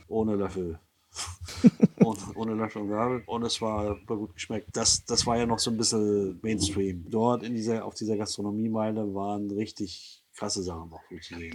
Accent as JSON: {"language": "German", "town": "Rostock", "region": "Mecklenburg-Vorpommern", "country": "Germany", "tie": "born or raised there", "said": "meine Kindheit in der DDR zum 1. Mai, wenn alle Werktätigen in die Rostocker Innenstadt fuhren durften"}